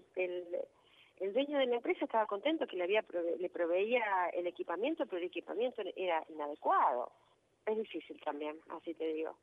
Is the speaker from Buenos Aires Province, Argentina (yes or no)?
no; Rosario, Santa Fe, Argentina; also born or lived in Río Gallegos; yo soy de Rosario